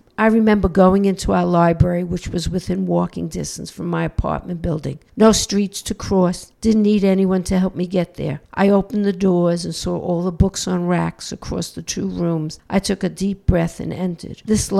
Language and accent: English; New York City, New York, United States; moved away as an adult; now in Texas, United States; From birth to 40, Brooklyn laid claim to me. Then I packed up and moved my family out.